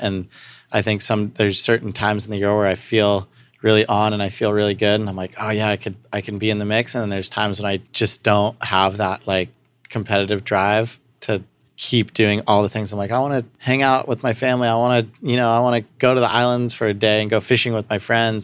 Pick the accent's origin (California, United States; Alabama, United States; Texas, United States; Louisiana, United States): California, United States; Santa Barbara; also born or lived in Pasadena; we grew up outside on some property in Santa Barbara that, uh, my grandparents bought and we moved up from Pasadena when I was, like, three